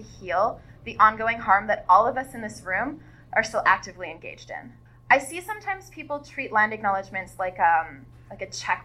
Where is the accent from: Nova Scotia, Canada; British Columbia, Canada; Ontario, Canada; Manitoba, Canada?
Nova Scotia, Canada; Dartmouth; I was born in Mi'kma'ki, in a town once known as Bunamagadi, now known as Dartmouth, home of the Mi'kmaq Nation.